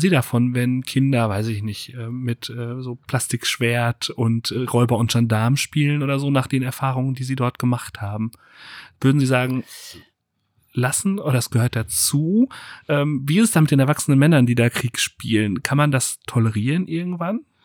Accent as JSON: {"language": "German", "country": "Germany", "said": "wir als Deutsche"}